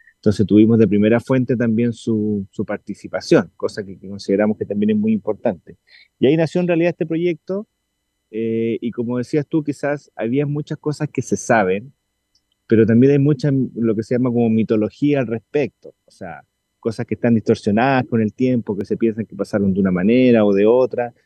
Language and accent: Spanish; Valparaíso, Chile; ambos somos de Valparaíso, oriundos de Valparaíso